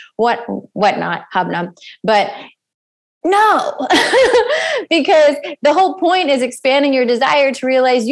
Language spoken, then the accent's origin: English; East Coast, United States; I come from the East Coast